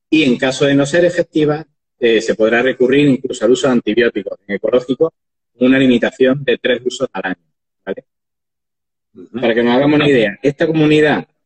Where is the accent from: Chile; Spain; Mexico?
Spain; Andalusia; pues, por ejemplo, en Andalucía, sí, como al final soy andaluz y de aquí nacemos